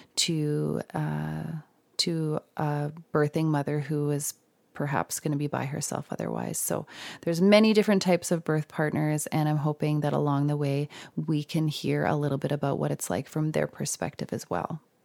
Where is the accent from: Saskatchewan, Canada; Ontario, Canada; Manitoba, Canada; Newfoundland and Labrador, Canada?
Saskatchewan, Canada; Saskatoon; I'm from Saskatoon